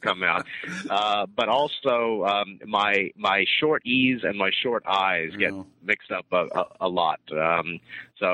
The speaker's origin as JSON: {"language": "English", "region": "Arkansas", "country": "United States", "tie": "born or raised there", "also_born_or_lived": "Oxford, United Kingdom", "moved": "as an adult", "said": "I'm from Arkansas originally. I grew up in Arkansas on a cattle farm"}